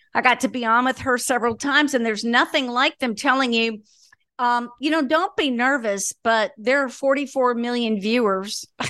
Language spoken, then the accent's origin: English; Floyds Knobs, Indiana, United States; now in Birmingham, United States; Floyd's Knobs, Indiana